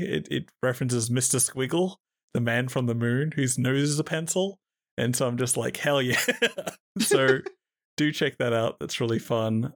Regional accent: Australia; I'm Australian

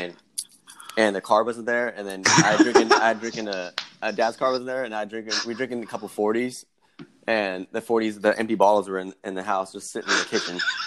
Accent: Merced, California, United States; growing up in Merced and having that small town vibe

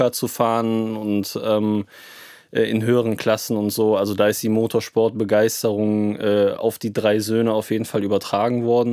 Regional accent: Cologne, North Rhine-Westphalia, Germany; wir kommen aus Köln, also sind sehr nah zum Nürburgring

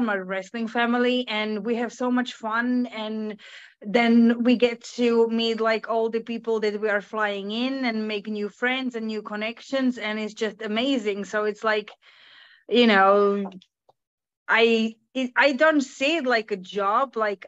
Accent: Finland; English is a second language

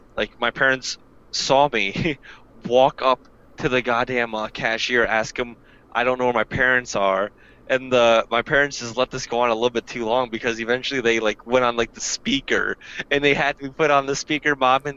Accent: New York City, New York, United States; As local New Yorker here

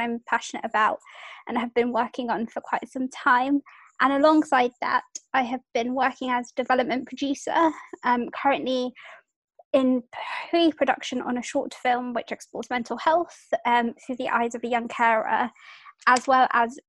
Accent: United Kingdom; I'm British Indian

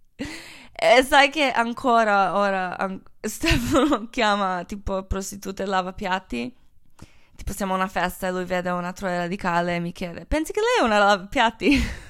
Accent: Croatia; Italian is a second language; moved away; sono croata

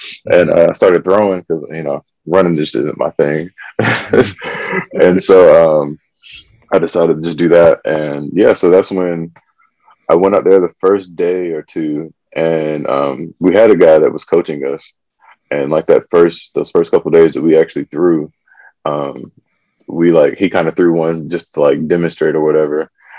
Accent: Fayetteville, North Carolina, United States; So I did a lot of moving around, but we did a lot of moving around within Fayetteville.

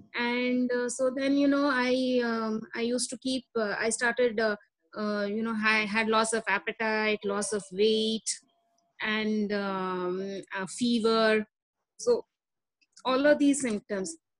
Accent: Delhi, India; I was born and brought up in Delhi

